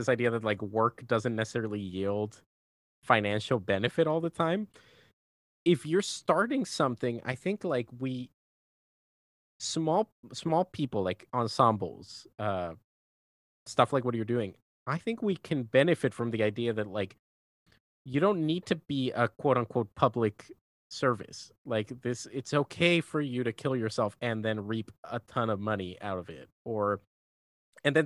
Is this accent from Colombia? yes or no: yes; Colombia; now in Los Angeles, United States; my best friends that I grew up with in Colombia